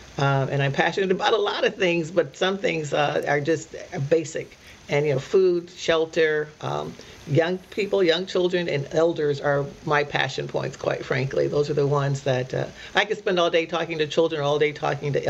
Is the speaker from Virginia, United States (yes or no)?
no; Akron, Ohio, United States; Born and raised in Akron, Ohio, two wonderful, wonderful parents.